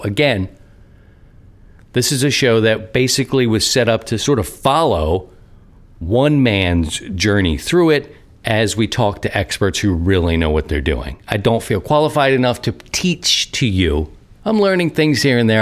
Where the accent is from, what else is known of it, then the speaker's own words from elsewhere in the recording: Baltimore, Maryland, United States; now in Missouri, United States; I'm from Baltimore.